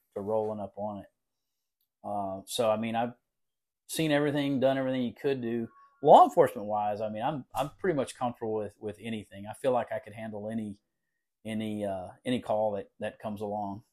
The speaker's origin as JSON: {"language": "English", "town": "Woodsboro", "region": "Texas", "country": "United States", "tie": "born or raised there", "also_born_or_lived": "Austin, Texas", "moved": "yes", "said": "I'm from Woodsboro, grew up in Woodsboro."}